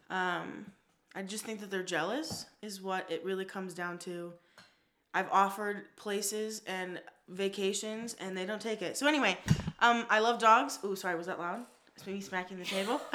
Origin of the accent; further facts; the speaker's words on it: Las Vegas, Nevada, United States; also born or lived in Newport Beach, California; I am from Las Vegas, born and raised.